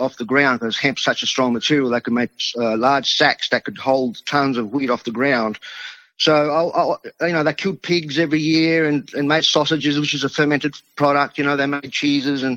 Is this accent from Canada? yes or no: no; Adelaide, South Australia, Australia; first language Italian; English is a second language; So being in a local small Italian community here where I grew up in Adelaide